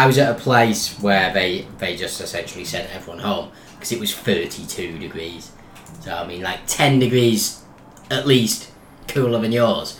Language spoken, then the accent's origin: English; Warrington, North West England, United Kingdom; moved away; our beloved hometown Warrington